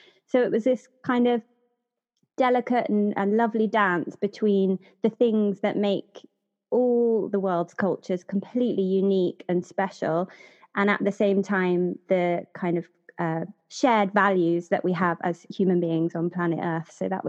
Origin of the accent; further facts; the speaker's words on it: United Kingdom; my perspective as a British person